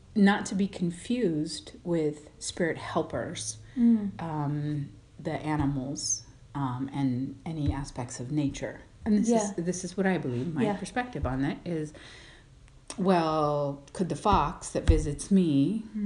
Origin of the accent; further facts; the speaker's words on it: Colorado, United States; I am from Colorado